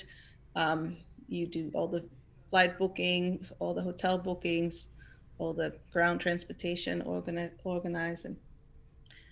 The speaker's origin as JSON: {"language": "English", "region": "southern Netherlands", "country": "Netherlands", "moved": "yes", "lives_now": "Amsterdam, Netherlands", "said": "I am from the south of the Netherlands, but I live in Amsterdam"}